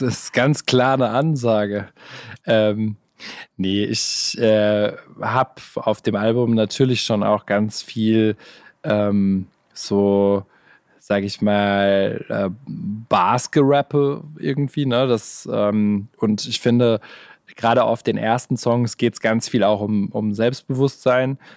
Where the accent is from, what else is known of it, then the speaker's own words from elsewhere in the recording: Gelsenkirchen, North Rhine-Westphalia, Germany; moved away as an adult; now in Stuttgart, Germany; ich äh, fühle mich in Gelsenkirchen noch sehr heimisch